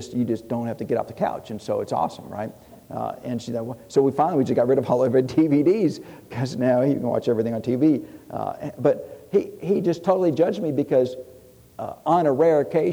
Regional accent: Tennessee, United States; I'm from Tennessee.

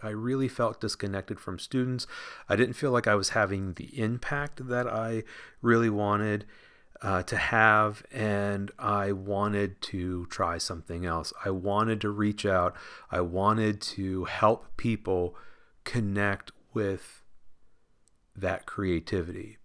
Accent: Washington, Pennsylvania, United States; I grew up in Washington, Pennsylvania, just south of Pittsburgh, P

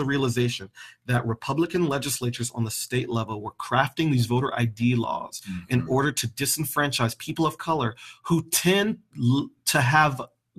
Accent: Raleigh, North Carolina, United States; also born or lived in the North (US); So when I was 10 years old, I moved to Raleigh, North Carolina, and came face to face with the Confederacy. And even as a kid, I was treated differently because not only was I black, but I was from the North.

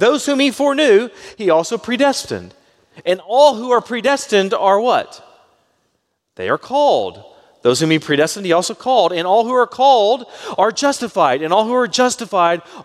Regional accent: Baytown, Texas, United States; I grew up in Baytown and things were a lot slower there

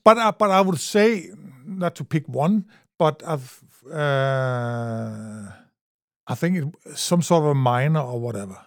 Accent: Grenaa, Central Denmark Region, Denmark; English is a second language; I'm from, uh, a little town in Denmark

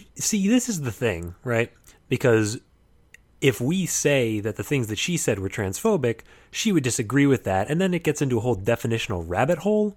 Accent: United States; as an American

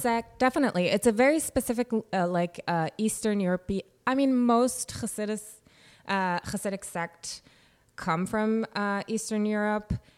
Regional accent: Yavne, Central District, Israel; moved away; I was born and raised in Israel

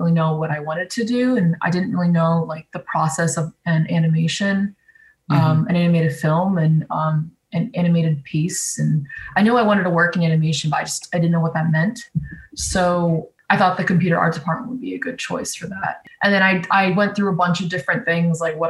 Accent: South Florida, United States; I'm from South Florida

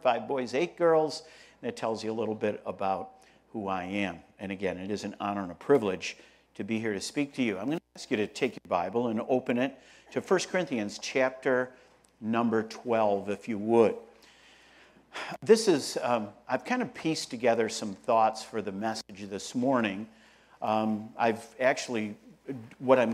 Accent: Rochester, New York, United States; I'm from Rochester, New York, upstate New York

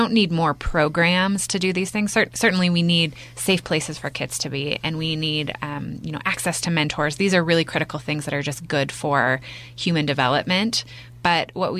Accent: Bend, Oregon, United States; moved away as an adult; I'm born and raised in Bend. I graduated from Mountain View High School

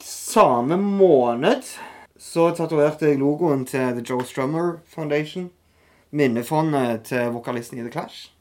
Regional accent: Norway; also born or lived in Etne / Kampen / Taiwan; litt ute på barneskolen, så flytta jeg til Kjensvoll.

